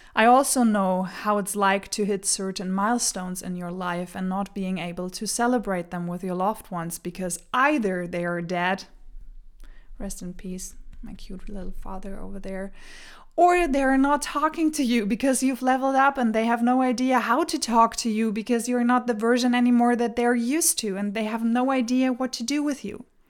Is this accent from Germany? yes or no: yes; Germany; English is a second language; moved away as an adult; now in Denmark; I was born and raised in Germany, so pardon my accent.